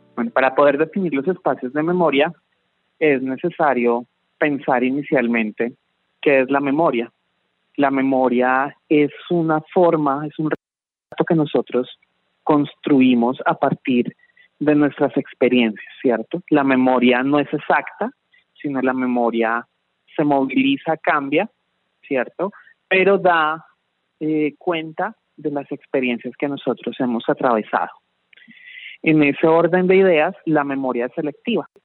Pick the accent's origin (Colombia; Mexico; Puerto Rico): Colombia; lo que somos como colombianos